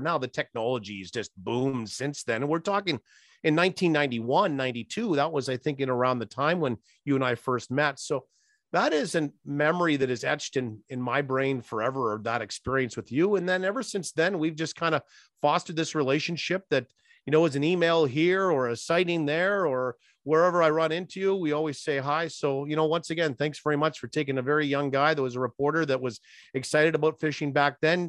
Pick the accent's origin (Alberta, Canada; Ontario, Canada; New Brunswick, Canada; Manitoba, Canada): Manitoba, Canada; Lake Winnipeg; also born or lived in Swift Current, Saskatchewan; growing up on Lake Winnipeg out at the Boston Bayside